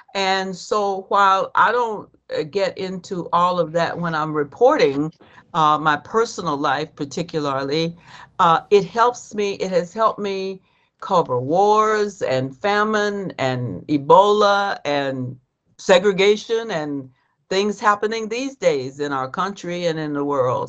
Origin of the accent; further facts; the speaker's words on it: Georgia, United States; I grew up in Georgia, so I knew black people and I knew white people